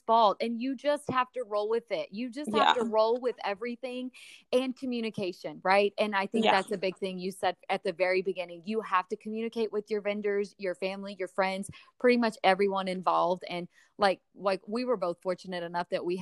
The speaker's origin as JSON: {"language": "English", "town": "Three Rivers", "region": "Texas", "country": "United States", "said": "I'm from Three Rivers"}